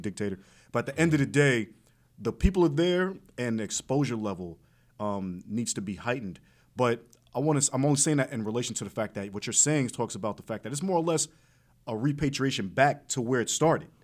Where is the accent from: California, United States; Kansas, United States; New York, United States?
New York, United States; I'm from New York.